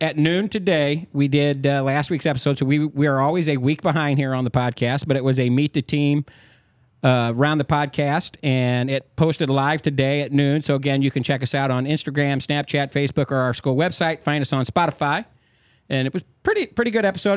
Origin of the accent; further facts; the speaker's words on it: Carlyle, Illinois, United States; I'm from Carlisle